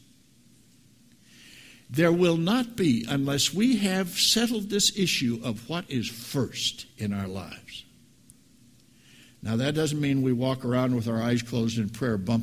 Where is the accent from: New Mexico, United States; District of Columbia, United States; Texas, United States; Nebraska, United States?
Nebraska, United States; 7 miles from Hampton; moved away; It's a little know-nothing town 7 miles from where I grew up